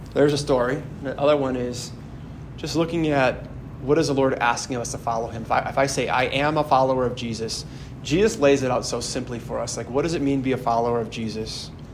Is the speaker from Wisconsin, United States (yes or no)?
yes; Howards Grove, Wisconsin, United States; my hometown uh, near Sheboygan in Howard's Grove, where I'm from